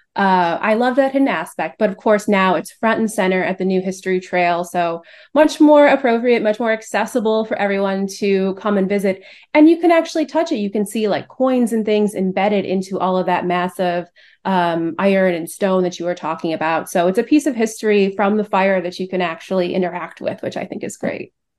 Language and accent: English; Cleveland, Ohio, United States; moved away as an adult; now in Chicago, United States; So I grew up in Cleveland. I'm not a Chicago native